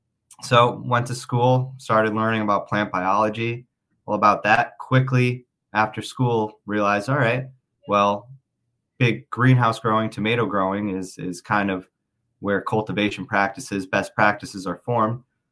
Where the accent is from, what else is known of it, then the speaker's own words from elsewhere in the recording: Connecticut, United States; I grew up in Connecticut.